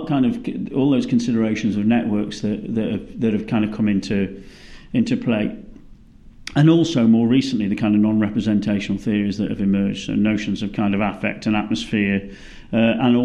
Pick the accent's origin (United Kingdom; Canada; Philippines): United Kingdom; moved away as an adult; now in Melbourne, Australia; as a British person